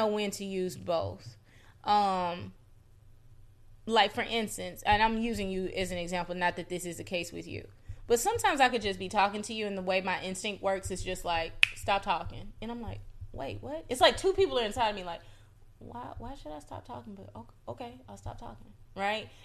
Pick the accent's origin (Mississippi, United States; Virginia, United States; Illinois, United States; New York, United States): Mississippi, United States; moved away; I come from Mississippi. I come from not just the South, but the Deep South